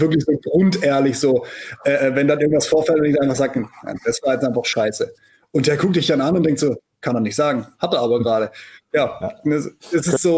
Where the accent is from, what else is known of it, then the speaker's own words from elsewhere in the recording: Black Forest, Baden-Württemberg, Germany; moved away as an adult; also born or lived in near Stuttgart; ich komme aus dem Schwarzwald